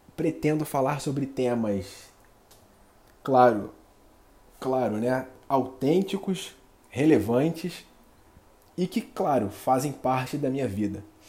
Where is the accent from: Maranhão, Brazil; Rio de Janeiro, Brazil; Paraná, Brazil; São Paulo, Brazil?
Rio de Janeiro, Brazil; eu sou nascido e criado aqui no Rio de Janeiro